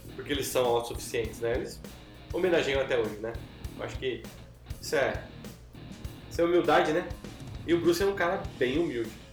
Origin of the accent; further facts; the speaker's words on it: Brazil; eu sou brasileiro